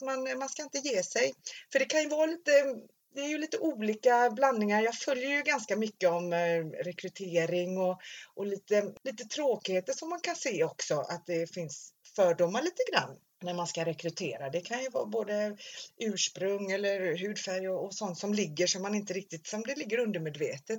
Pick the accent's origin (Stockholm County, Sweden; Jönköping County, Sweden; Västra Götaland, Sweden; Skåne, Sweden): Västra Götaland, Sweden; Stenungsund; Jag var ju uppvuxen i Stenungsund